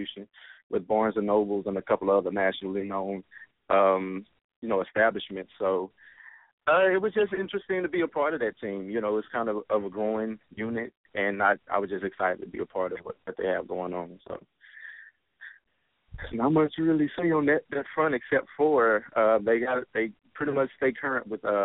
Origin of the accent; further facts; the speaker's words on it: Dallas, Texas, United States; I'm from Dallas, Texas